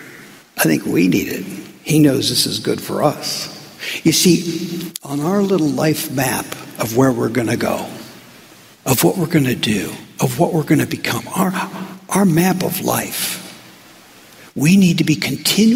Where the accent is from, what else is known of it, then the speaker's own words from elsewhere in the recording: United States; being American